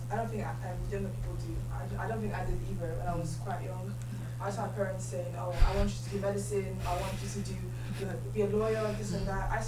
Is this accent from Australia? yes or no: no; Ireland; I grew up in Ireland, so I don't know, in very small like towns